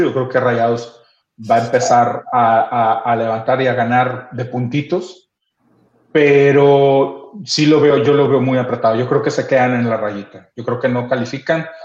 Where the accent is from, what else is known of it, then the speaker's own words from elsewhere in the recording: Mexico; nosotros como mexicanos